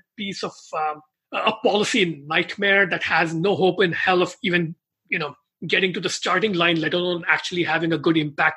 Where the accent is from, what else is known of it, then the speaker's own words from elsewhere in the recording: India; moved away; growing up in India